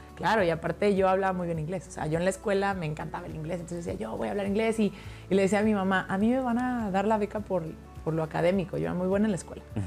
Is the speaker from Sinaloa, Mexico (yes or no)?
no; Hidalgo, Mexico; yo soy de Hidalgo